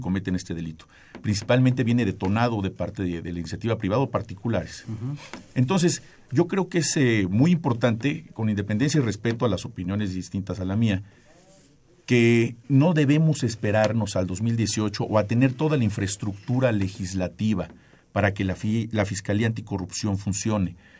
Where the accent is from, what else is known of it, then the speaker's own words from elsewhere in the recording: Mexico; como mexicanos